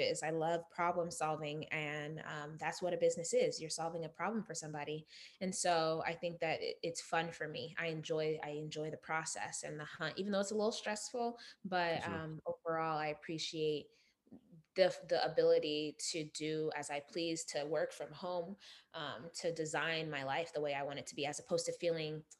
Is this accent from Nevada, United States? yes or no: yes; Las Vegas, Nevada, United States; also born or lived in Uganda; I was born in Uganda but raised in Las Vegas